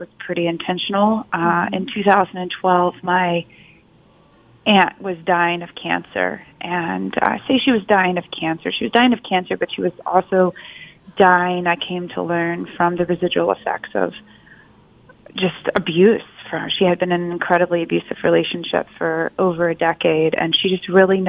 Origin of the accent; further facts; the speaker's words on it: Pleasant Garden, North Carolina, United States; moved away as an adult; also born or lived in Southern Virginia / Cairo, Egypt; I grew up in rural North Carolina and Southern Virginia